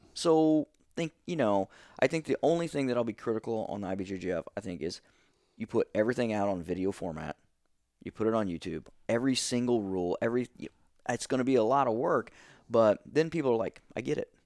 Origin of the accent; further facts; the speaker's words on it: Steelville, Missouri, United States; moved away as an adult; also born or lived in Saint Louis, Missouri; eighteen years old, um, Stillville